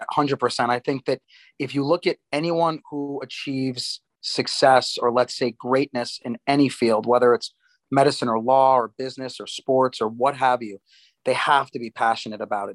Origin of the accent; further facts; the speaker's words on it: United States; moved away as an adult; also born or lived in New Jersey, United States / Durham, North Carolina, United States / Baltimore, Maryland, United States; now in Miami, United States; I was born in New York, grew up in New York and New Jersey